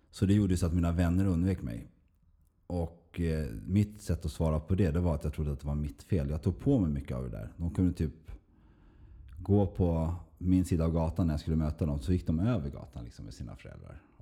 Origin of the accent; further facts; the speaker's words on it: Stockholm, Stockholm County, Sweden; born there; also born or lived in Uppsala / Skåne; Men jag är född i Stockholm och jag har sju syskon två äldre och fem yngre. Och, eh, jag föddes på Nacka sjukhus 1978 av en mor och far såklart.